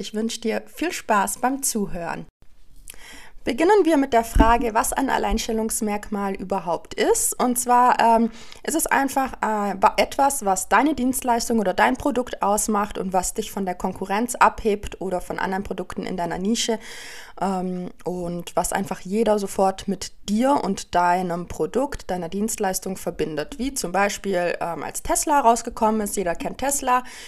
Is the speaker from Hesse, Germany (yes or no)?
no; Allgäu, Bavaria, Germany; im Dorf, da wo ich herkomme aus dem Allgäu